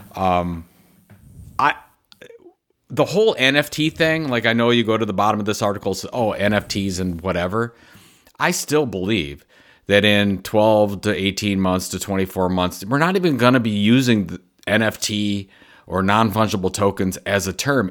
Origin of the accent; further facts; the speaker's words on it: Cleveland, Ohio, United States; my hometown of Cleveland, Ohio.